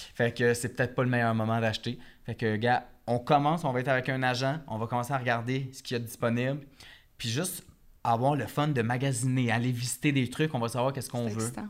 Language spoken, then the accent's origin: French; Repentigny, Quebec, Canada; now in Montreal, Canada; Je viens de Repentigny